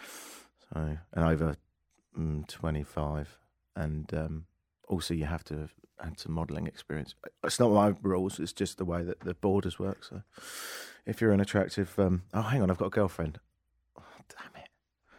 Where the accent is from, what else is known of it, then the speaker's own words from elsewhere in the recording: Brighton, South East England, United Kingdom; now in Toronto, Canada; my hometown of Brighton.